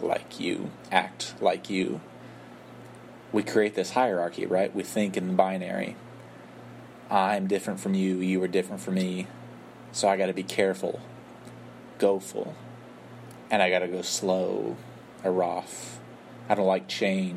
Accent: West Texas, United States; where I'm from in West Texas and where we're from in southern Wales, my family

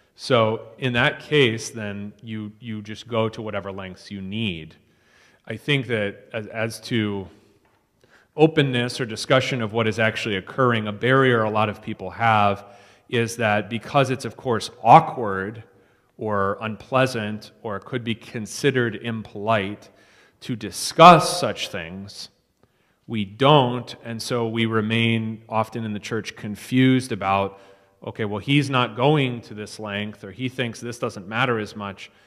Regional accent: East Coast, United States; moved away; I'm from the East Coast

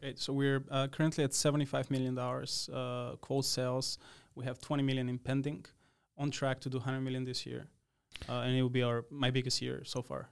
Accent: Radoviš, North Macedonia; English is a second language; moved away as an adult; now in United States; I grew up in a small town, um, named Radović in the east part of the country

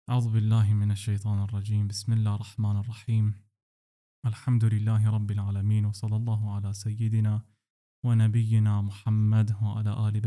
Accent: Sweden; Att jag är född och uppvuxen eh, i Sverige.

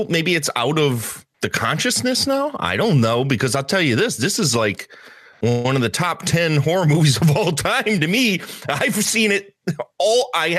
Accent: Chicago, Illinois, United States; now in Wisconsin; I'm originally from Chicago, like south side of Chicago. And they moved up to the middle of nowhere in a little town called Augusta outside of Eau Claire.

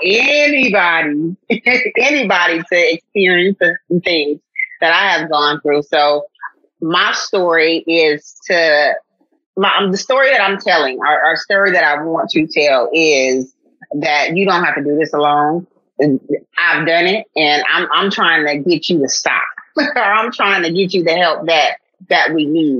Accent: Oakland, California, United States; moved away as an adult; now in Houston, United States; I'm originally from the Bay Area. I'm from Oakland, California. I have relocated to Houston

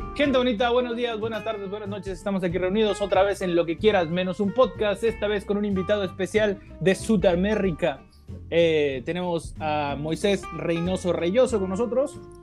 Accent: Mexico; yo soy de México

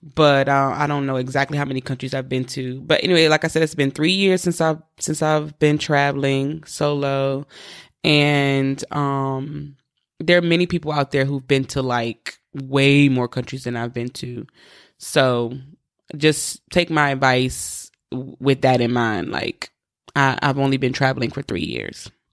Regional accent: East Coast, United States; I'm from the East Coast

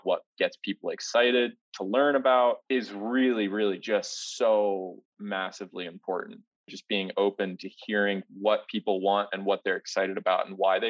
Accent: Ohio, United States; moved away as an adult; now in Denver, United States; Growing up in Ohio, like you were saying, you know, I lived on the edge of the suburbs and the edge of the country

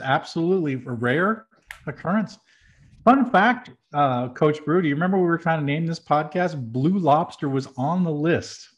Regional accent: New Hampshire, United States; I'm from New Hampshire, which is also known as the Granite State

